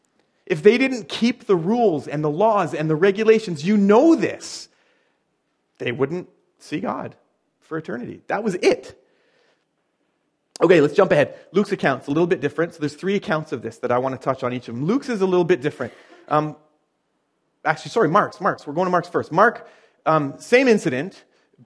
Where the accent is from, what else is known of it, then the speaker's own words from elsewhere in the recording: Chilliwack, British Columbia, Canada; I'm from Podunk, Chilliwack